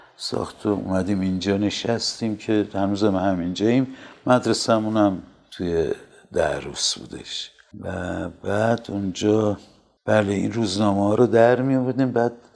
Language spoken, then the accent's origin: Persian; Tehran, Tehran Province, Iran; من در تاریخ دوم بهمن 1323 در تهران متولد شدم